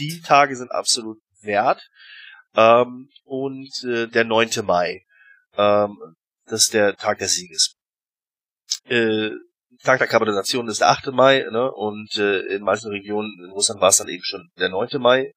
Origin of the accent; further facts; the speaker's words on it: Germany; moved away as an adult; now in Russia; als, äh, Deutscher